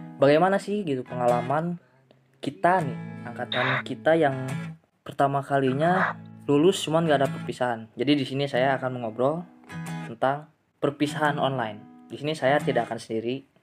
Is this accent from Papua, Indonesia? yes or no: no; West Java, Indonesia; accent: Sundanese; kami orang Sunda ini lo-, logatnya